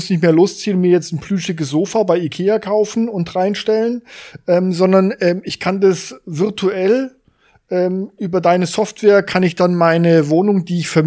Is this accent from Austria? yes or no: no; France; German is a second language; ja als Franzose besser als du wahrscheinlich.